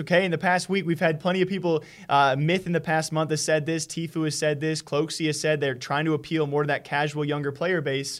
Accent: Iowa, United States; I'm from Iowa. It's a big wrestling state, Midwest

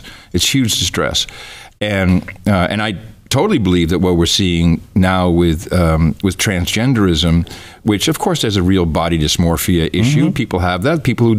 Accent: Netherlands; English is a second language; I grew up in the Netherlands, and I went over to play at friends' houses, and their grandmas had numbers on their arms.

